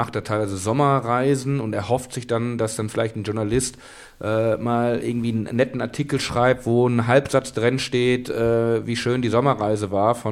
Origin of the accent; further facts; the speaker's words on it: Kamen, North Rhine-Westphalia, Germany; Aus meiner Heimatstadt Kamen